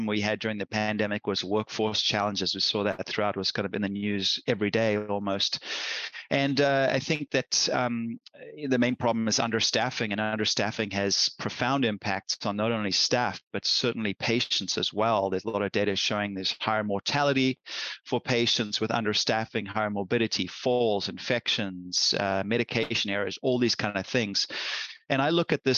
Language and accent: English; South Africa; now in United States; I've been in the US for over 30 years now, and I'm a US citizen and everything, but I grew up in South Africa